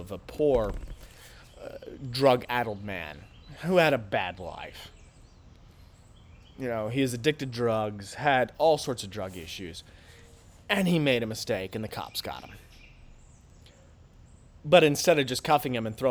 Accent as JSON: {"language": "English", "country": "United States", "said": "And I'm an American. I speak English."}